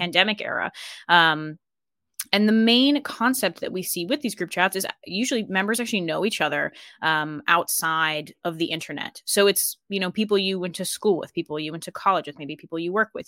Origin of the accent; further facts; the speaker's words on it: Colorado, United States; moved away as an adult; now in Ireland; I grew up in Colorado